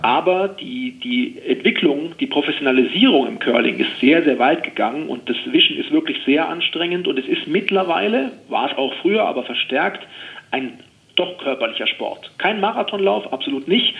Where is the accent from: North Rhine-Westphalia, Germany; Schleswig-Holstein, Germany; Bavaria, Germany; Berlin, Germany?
Bavaria, Germany; Oberstdorf; in Oberstdorf, eben in meiner Heimat im Allgäu